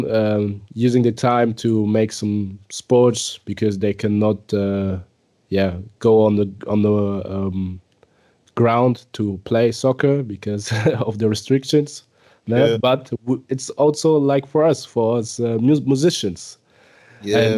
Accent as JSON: {"language": "English", "town": "Munich", "region": "Bavaria", "country": "Germany", "tie": "born or raised there"}